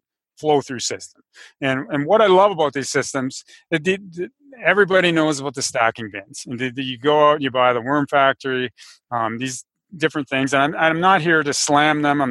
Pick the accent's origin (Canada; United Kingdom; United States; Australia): Canada; I live in Canada. I'm Canadian